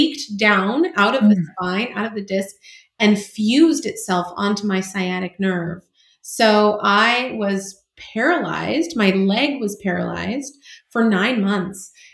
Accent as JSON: {"language": "English", "region": "California", "country": "United States", "tie": "born or raised there", "said": "I'm from California. I was born and raised here in California, and I'm actually a fifth generation Californian"}